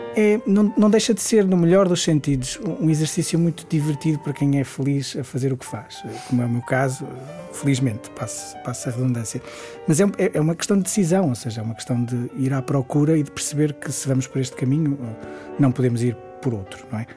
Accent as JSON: {"language": "Portuguese", "town": "Guimarães", "region": "Norte", "country": "Portugal", "said": "sou nortenho, vá lá, sou de Guimarães, uh, ou do Entrador e Minho, uh, um dos sítios a que chamo casa"}